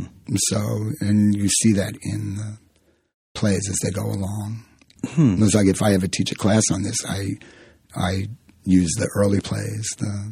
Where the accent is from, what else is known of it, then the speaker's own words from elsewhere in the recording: Southern, United States; accent: Southern; I was Southern. It came out Southern